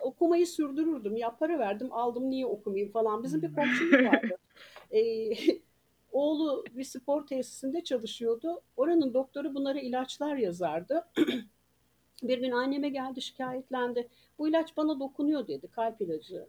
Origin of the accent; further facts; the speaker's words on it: Ankara, Turkey; moved away as an adult; also born or lived in Denizli; now in Antalya, Turkey; Ankara'da doğup büyüdüm.